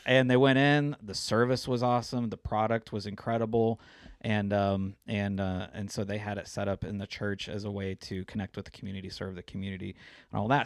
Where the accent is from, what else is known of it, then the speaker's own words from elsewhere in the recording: Springfield, Missouri, United States; moved away as an adult; also born or lived in Denver, Colorado; my wife and I are both born and raised in Missouri. I kinda grew up in Springfield